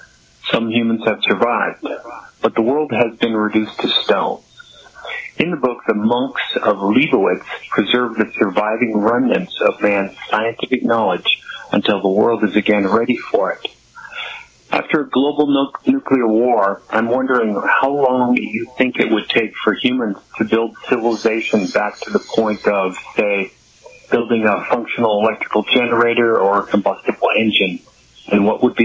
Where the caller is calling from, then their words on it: Minneapolis, Minnesota, United States; I'm from Minneapolis.